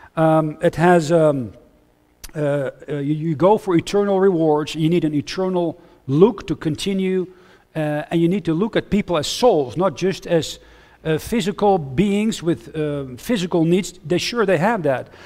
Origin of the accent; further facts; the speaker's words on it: Huizen, North Holland, Netherlands; English is a second language; moved away as an adult; also born or lived in United States / Austria / Switzerland; I grew up near Amsterdam in, uh, in Het Gooi, near Hilversum.